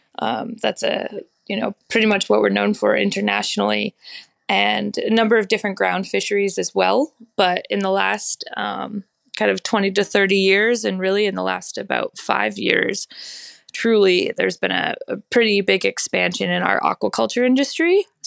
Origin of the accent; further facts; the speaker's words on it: Belfast, Maine, United States; So while I was in college, there was a big proposal for a large land-based Atlantic salmon farm in my hometown of Belfast.